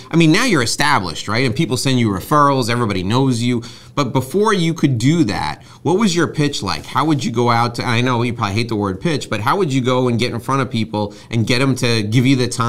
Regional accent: Westchester, New York, United States; also born or lived in Manhattan, New York; Having grown up actually where I think you live now, I grew up in Westchester, and I moved into Manhattan. I lived in Manhattan for 15 years.

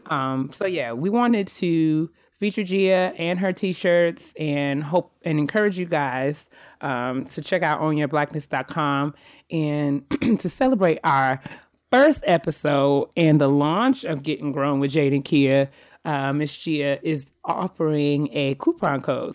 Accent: White Plains, New York, United States; now in Silver Spring, Maryland, United States; It's where I was from. It's where I'm born. It's where I was raised.

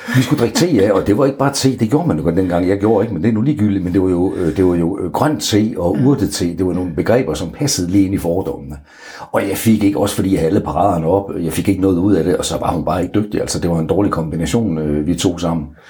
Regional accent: Aalborg, North Denmark Region, Denmark; hele min øh, tid i Aalborg, hvor jeg kommer fra

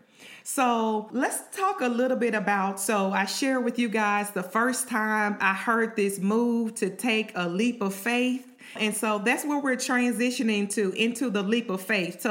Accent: Shreveport, Louisiana, United States; my hometown Shreveport in the land. So that's where I went to high school.

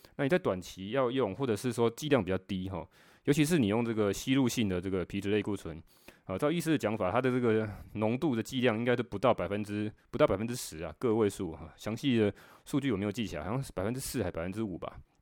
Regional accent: Taiwan; 我们台湾人讲那个腰子

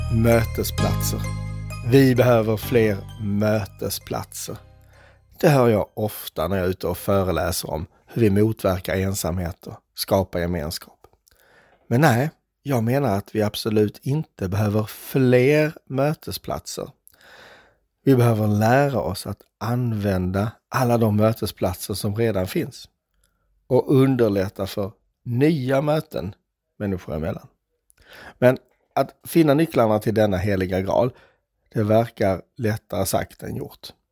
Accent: Skåne, Sweden; som skåning

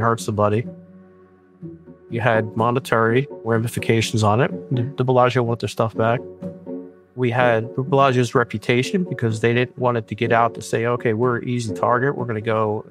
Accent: New Jersey, United States; moved away as an adult; now in Las Vegas, United States; I'm originally from South Jersey.

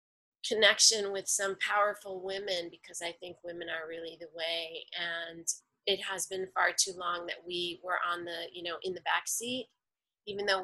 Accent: New York City, New York, United States; I am a native New Yorker

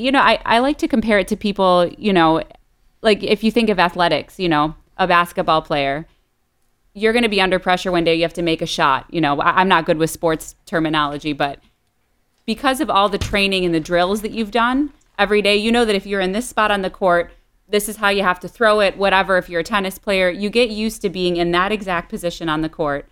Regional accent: Detroit, Michigan, United States; now in Miami, United States; I grew up outside of Detroit in the suburbs and currently in Miami, Florida

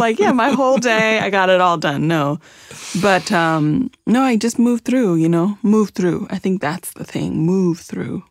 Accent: Champaign, Illinois, United States; also born or lived in Zambia; I grew up in East Central Illinois in a Midwest coller, college town, you know, Champaign, Illinois, a university town

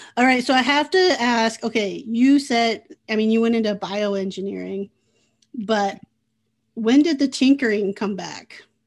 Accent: Midwest, United States; also born or lived in Oceanside, California; now in Iowa, United States; I grew up in the Midwest

